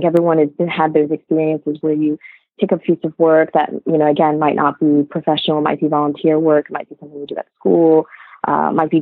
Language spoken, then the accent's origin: English; United States; also born or lived in Vietnam; So I came to the U.S. To a small dairy farming village back when I was like 2 years old